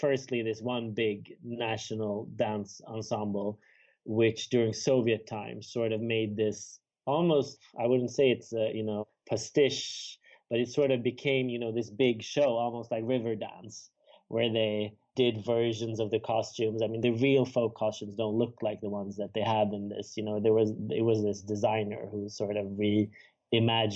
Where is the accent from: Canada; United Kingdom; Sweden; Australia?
Sweden; also born or lived in Stockholm, Sweden; I have Georgian origin. My parents are from Georgia, but I was born in Sweden